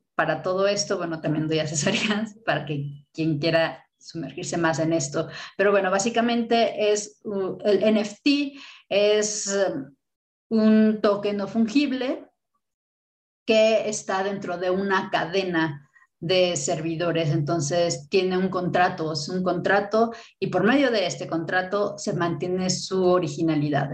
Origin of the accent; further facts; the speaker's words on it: Mexico; como mexicana